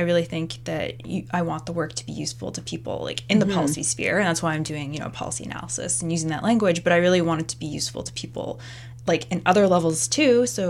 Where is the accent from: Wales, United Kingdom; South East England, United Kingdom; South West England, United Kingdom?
South East England, United Kingdom; I grew up in Surrey, you know, which has a certain, I don't know if you've heard about the reputation of Surrey.